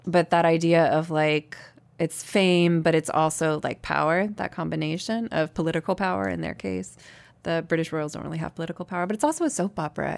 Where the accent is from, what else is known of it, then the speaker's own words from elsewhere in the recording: the South, United States; a girl who's growing up in the South and in very conservative religious communities